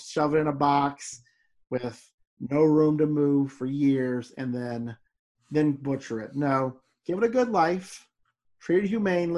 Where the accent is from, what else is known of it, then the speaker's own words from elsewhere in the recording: Louisiana, United States; You and I grew up in Louisiana. We eat some weird stuff.